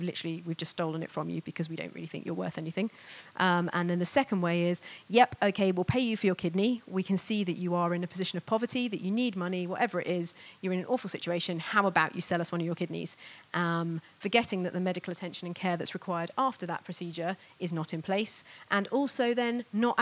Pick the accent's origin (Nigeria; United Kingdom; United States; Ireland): United Kingdom; Bristol, South West England; my hometown of Bristol